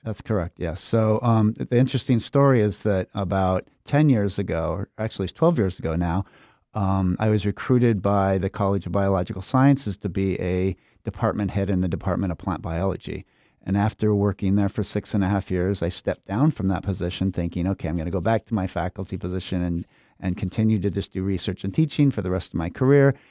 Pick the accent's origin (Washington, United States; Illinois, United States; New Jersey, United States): Washington, United States; Pullman; moved away as an adult; now in Minnesota, United States; I grew up in Pullman, Washington